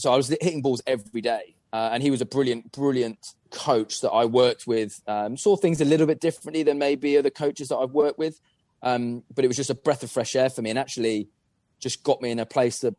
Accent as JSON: {"language": "English", "region": "England", "country": "United Kingdom", "said": "as an Englishman"}